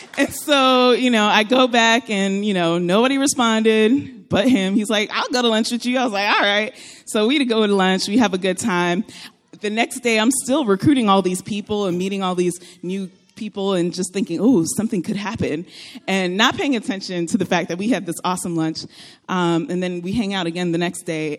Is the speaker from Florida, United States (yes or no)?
yes; Florida, United States; moved away as an adult; also born or lived in Texas; now in California, United States; I am originally from Florida.